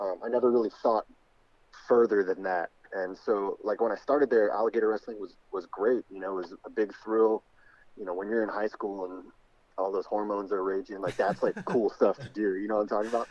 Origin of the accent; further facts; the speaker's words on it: South Florida, United States; also born or lived in New York; born in New York, but I grew up in Florida